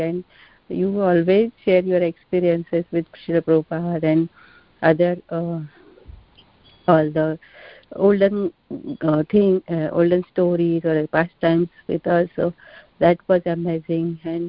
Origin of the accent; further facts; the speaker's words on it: India; moved away; As a being Indian, we know Krishna from birth